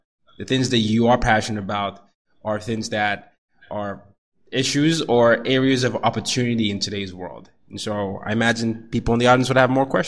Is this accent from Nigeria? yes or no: yes; Nigeria; also born or lived in Sweden / Vietnam / Burkina Faso; I grew up the oldest of three boys. I grew up in Nigeria. I grew up in Sweden, Vietnam, Burkina Faso, here.